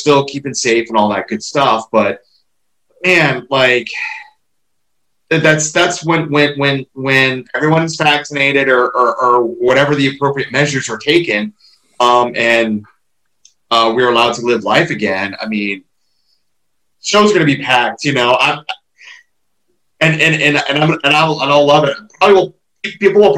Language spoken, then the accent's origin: English; Ohio, United States; I'm from Ohio